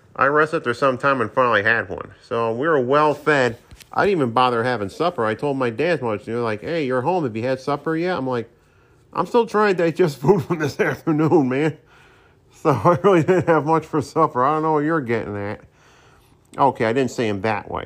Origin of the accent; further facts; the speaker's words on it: Saratoga Springs, New York, United States; my hometown of Saratoga Springs